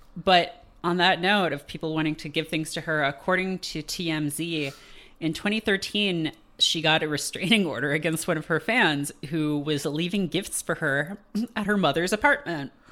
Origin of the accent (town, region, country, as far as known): Canada; born or raised there